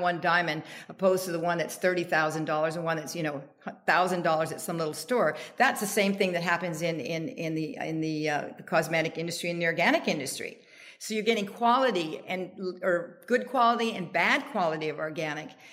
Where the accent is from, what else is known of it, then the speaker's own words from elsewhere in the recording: Canada; now in United States; I'm Canadian